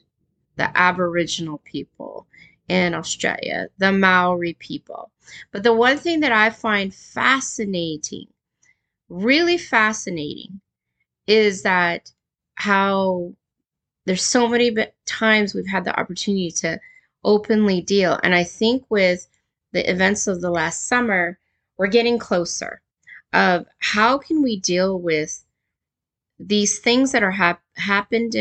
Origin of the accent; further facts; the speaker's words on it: California, United States; moved away; growing up in California